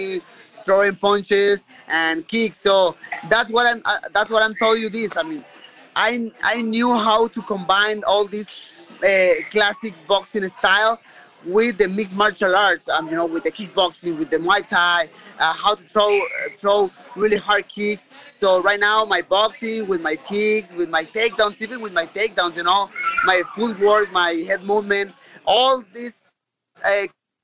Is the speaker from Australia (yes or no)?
no; Tijuana, Baja California, Mexico; I'm from Tijuana